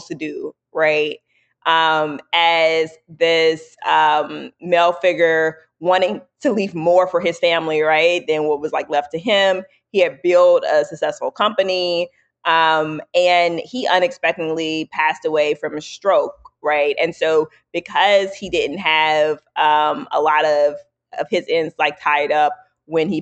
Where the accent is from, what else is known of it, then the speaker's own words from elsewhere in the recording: New Orleans, Louisiana, United States; I'm from New Orleans.